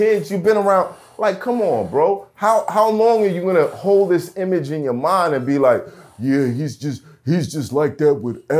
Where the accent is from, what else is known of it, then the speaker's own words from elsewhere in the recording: New York City, New York, United States; I'm from Brooklyn.